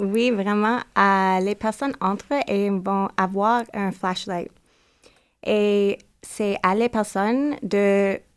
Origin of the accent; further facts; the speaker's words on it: Toronto, Ontario, Canada; French is a second language; je viens de Toronto.